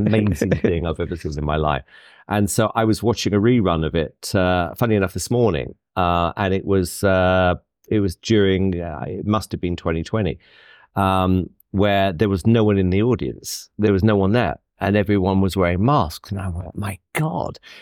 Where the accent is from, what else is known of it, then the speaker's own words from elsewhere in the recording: United Kingdom; as a Brit